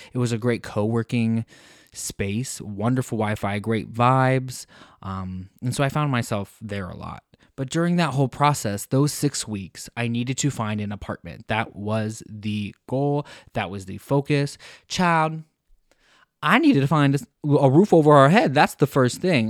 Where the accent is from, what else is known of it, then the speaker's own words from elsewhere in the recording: United States; moved away as an adult; also born or lived in Cork, Ireland; now in Mannheim, Germany; We're from the United States